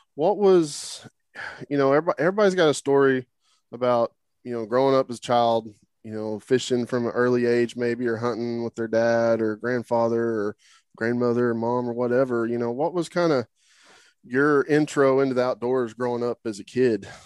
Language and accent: English; Oklahoma, United States; moved away; I grew up in Oklahoma